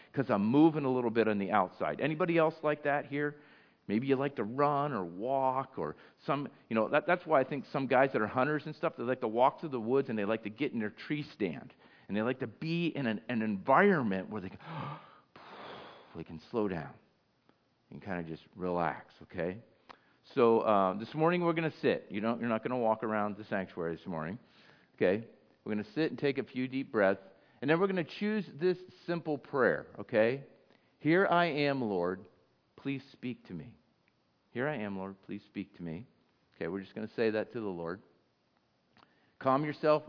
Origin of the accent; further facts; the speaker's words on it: United States; I'm just American. I'm North American. I'm from the United States of America